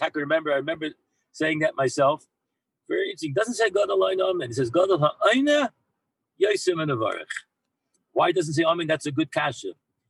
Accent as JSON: {"language": "English", "country": "Israel", "said": "And then I tell him, I'm a Yid, I'm from Eretz Yisrael."}